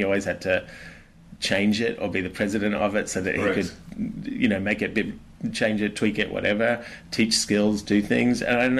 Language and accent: English; Australia; I'm an Aussie.